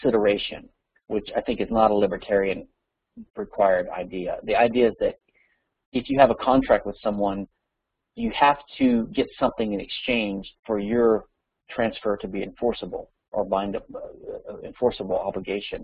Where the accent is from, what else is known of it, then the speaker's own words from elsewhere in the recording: Louisiana, United States; Louisiana, my home state